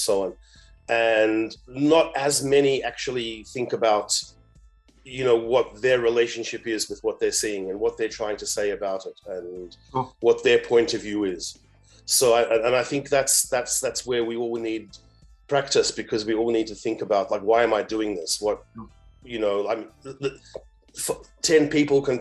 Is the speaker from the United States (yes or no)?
no; Australia; moved away as an adult; also born or lived in Africa; I grew up in Australia, but I've been living and working on this continent for 2 decades now, in different places